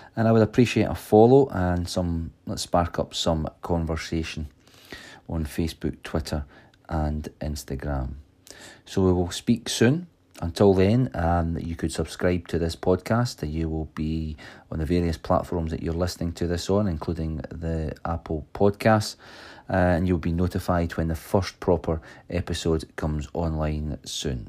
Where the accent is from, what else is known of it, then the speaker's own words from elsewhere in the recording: Stirling, Scotland, United Kingdom; I am from Stirling, Scotland, where I have run my own electrical and security system business for over twenty years